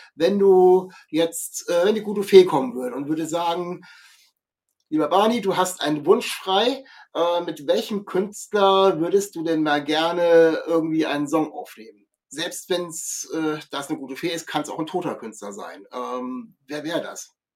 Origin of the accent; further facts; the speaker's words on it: Kassel, Hesse, Germany; ich komme aus Kassel